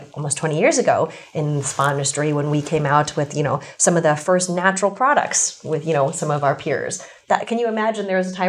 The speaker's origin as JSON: {"language": "English", "country": "United States", "said": "I am East Asian. I'm also American."}